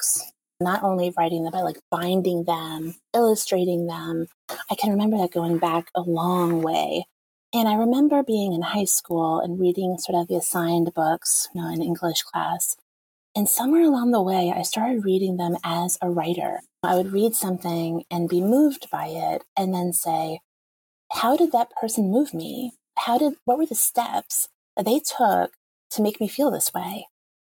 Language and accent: English; Long Island, New York, United States; moved away as an adult; also born or lived in Florida; now in Northern Virginia, United States; I grew up on Long Island